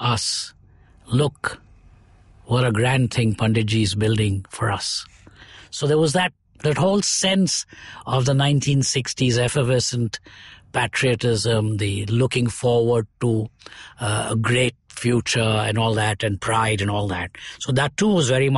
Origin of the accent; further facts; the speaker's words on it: Chennai, Tamil Nadu, India; also born or lived in Coimbatore; For more than 100 years now, over 120 years, we've been in Madras. So Madras is where I finished school and did my college